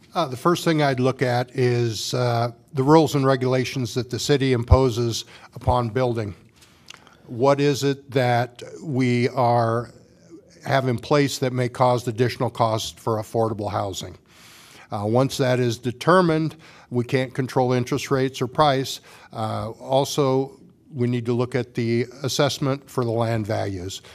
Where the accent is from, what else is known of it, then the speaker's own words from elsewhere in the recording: Washington, Iowa, United States; moved away as an adult; also born or lived in North Liberty; now in Iowa City, United States; I grew up in Washington, Iowa.